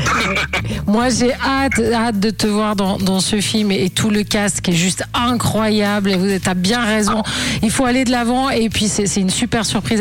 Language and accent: French; Switzerland; t'es chez nous, en Suisse